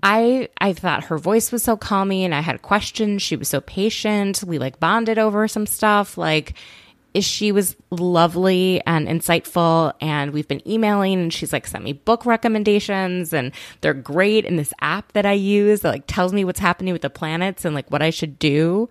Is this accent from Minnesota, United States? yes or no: yes; Minnesota, United States; I'm from Minnesota